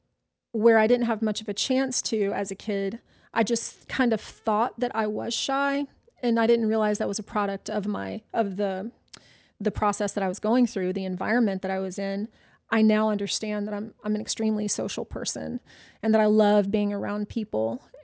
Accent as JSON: {"language": "English", "region": "the South", "country": "United States", "tie": "born or raised there", "said": "I think I grew up in the South. So I lived in every Southern state from New Mexico to the East Coast."}